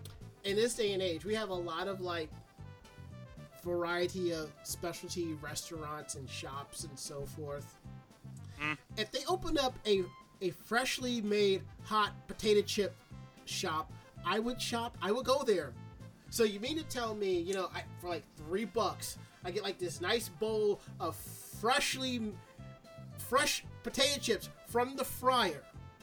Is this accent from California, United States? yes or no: no; Westchester County, New York, United States; growing up in Westchester County, we used to have the Westchester County Fair